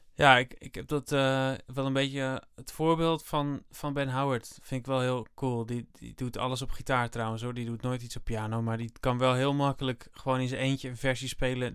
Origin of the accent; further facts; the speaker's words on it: Netherlands; ik ben Nederlander, ik kom uit Nederland, ik blijf wel in Nederland.